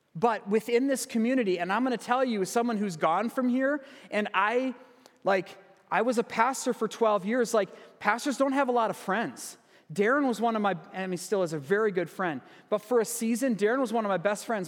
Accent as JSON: {"language": "English", "town": "Sparta", "region": "Wisconsin", "country": "United States", "tie": "born or raised there", "moved": "yes", "said": "my childhood church yesterday, back in my hometown, uh, Sparta, Wisconsin."}